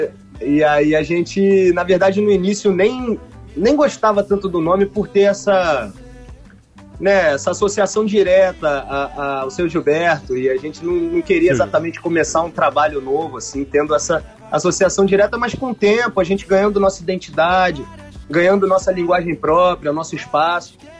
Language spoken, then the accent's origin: Portuguese; Rio de Janeiro, Brazil; also born or lived in Bahia; a gente é carioca com o pé na Bahia